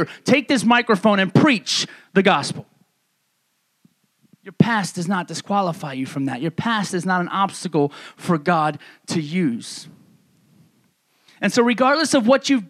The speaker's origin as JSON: {"language": "English", "region": "New York", "country": "United States", "tie": "born or raised there", "moved": "yes", "said": "the people that I grew up with back in New York"}